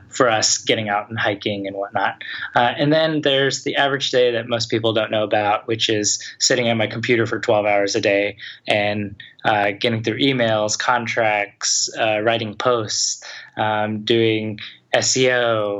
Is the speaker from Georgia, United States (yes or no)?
yes; Atlanta, Georgia, United States; moved away as an adult; also born or lived in Los Angeles; I'm originally from Atlanta